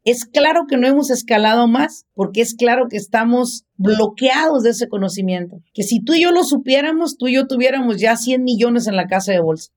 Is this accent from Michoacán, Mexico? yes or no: yes; Apatzingán, Michoacán, Mexico; en nuestro pueblo, de donde yo soy, en Apachingán, Michoacán